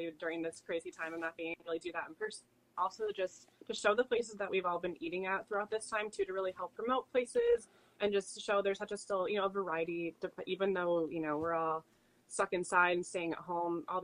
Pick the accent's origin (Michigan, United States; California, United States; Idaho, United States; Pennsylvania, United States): Michigan, United States; Grand Rapids; moved away as an adult; now in Madison, United States; I'm from Grand Rapids originally